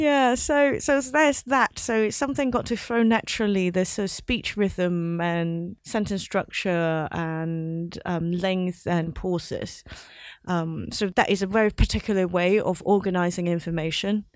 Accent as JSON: {"language": "English", "country": "Hong Kong", "tie": "born or raised there", "also_born_or_lived": "London", "moved": "as an adult", "said": "I grew up in Hong Kong, but I went to university in London"}